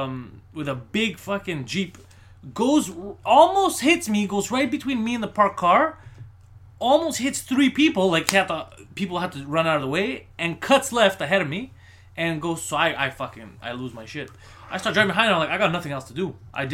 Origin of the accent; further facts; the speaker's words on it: Montreal, Quebec, Canada; I'm from Park X. I'm in Park X.